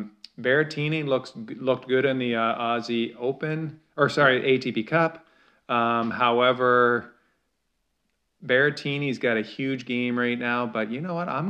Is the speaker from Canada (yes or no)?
yes; Canada; we're Canadian